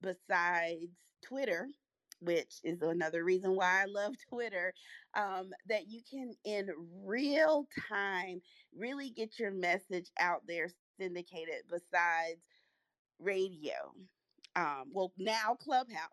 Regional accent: North Carolina, United States; also born or lived in Hollywood, California; My family moved over to North Carolina, which is where I grew up and I reside

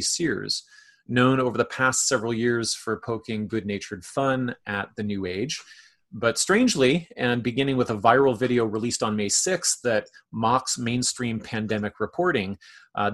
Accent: Canada; as a Canadian

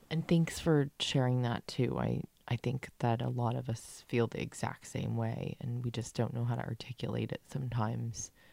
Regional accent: San Diego, California, United States; we grew up in San Diego

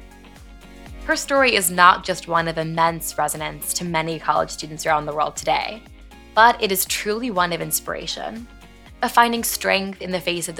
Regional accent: Long Island, New York, United States; I'm from Long Island, New York

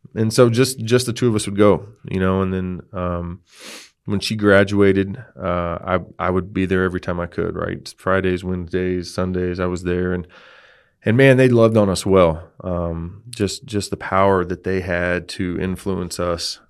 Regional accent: Texas, United States; I grew up in Texas. Um, I'm a Texas guy. Uh, I was born in the very southern tip

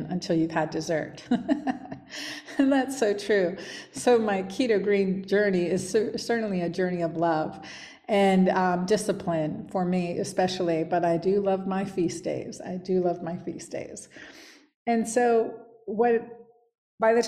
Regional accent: Pennsylvania, United States; where we were growing up in Hapro, Pennsylvania

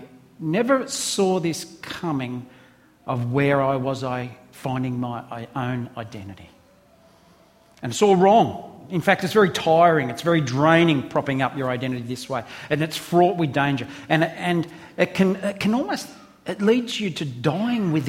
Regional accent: Australia; I'm an Aussie

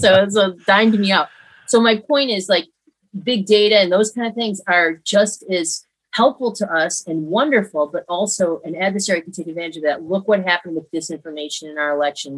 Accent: Hamburg, New York, United States; I grew up in upstate New York in a town outside of Buffalo called Hamburg

